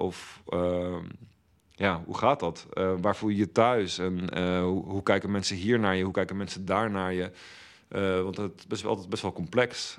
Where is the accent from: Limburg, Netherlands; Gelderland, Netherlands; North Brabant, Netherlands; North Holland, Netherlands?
Gelderland, Netherlands; Velp; moved away as an adult; also born or lived in The Hague; now in Rotterdam, Netherlands; ik ben opgegroeid in Velp, klein dorpje naast Arnhem